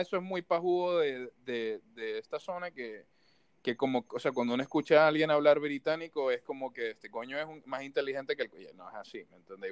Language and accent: Spanish; Maracaibo, Zulia, Venezuela; moved away; yo como maracucho